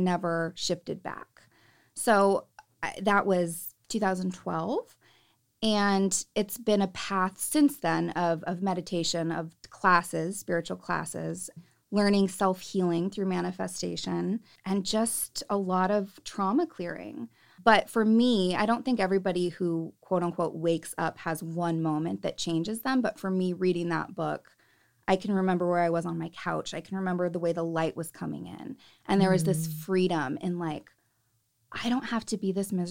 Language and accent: English; Salinas, California, United States; I'm from Salinas, so there's a lot of Catholicism